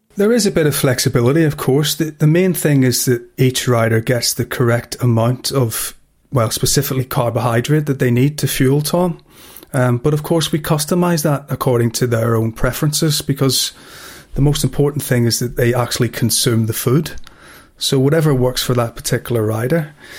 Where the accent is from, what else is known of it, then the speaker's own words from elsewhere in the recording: Belfast, Northern Ireland, United Kingdom; growing up in Belfast.